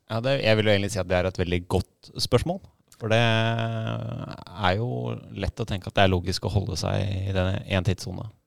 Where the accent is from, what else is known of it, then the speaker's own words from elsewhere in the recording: Oslo, Norway; jeg er oppvokst da på Ellingsrød i, i Oslo, rett uh, i Groruddalen.